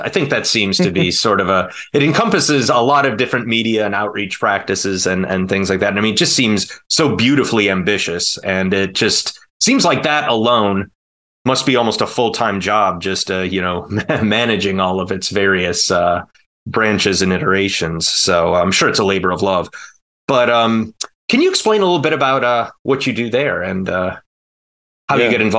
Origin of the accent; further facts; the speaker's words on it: Cleveland, Ohio, United States; LeBron left my hometown team